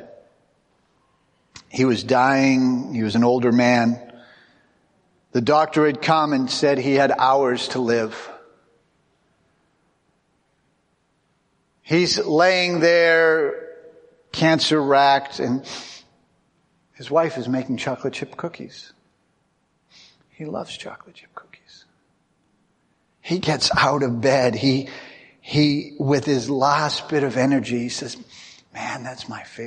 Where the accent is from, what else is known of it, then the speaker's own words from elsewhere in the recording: United States; I'm really an American. I don't speak English. I speak American.